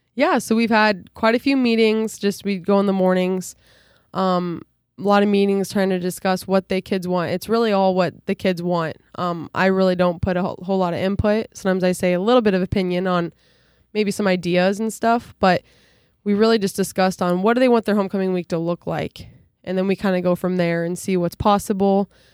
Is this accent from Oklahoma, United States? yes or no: no; near Dike-New Hartford, Iowa, United States; also born or lived in Ohio; be up back in near my hometown